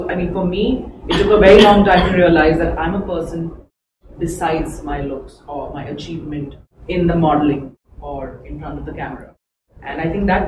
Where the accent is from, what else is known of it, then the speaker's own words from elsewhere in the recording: India; also born or lived in Mumbai; I'm from India